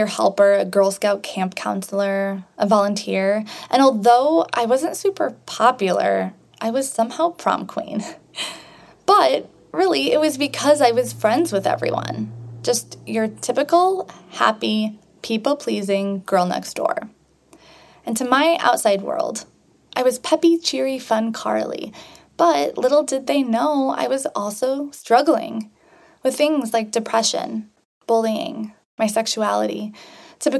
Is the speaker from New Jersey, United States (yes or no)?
no; Sherrard, Illinois, United States; I grew up in a small farm town of Sherrard, Illinois.